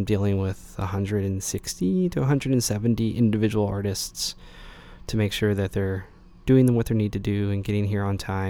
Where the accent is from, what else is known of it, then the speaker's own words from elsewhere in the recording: Knoxville, Tennessee, United States; Yeah, so, I grew up in Knoxville.